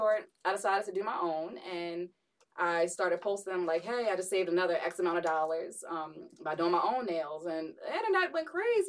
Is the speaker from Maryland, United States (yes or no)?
yes; Columbia, Maryland, United States; also born or lived in Puerto Rico